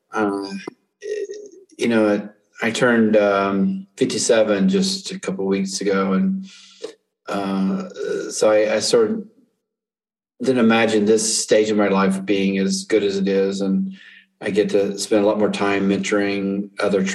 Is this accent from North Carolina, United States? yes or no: yes; North Carolina, United States; moved away as an adult; also born or lived in Colorado / Korea / Denver; I'm native to North Carolina. I grew up here and I lived in Colorado and Korea for a while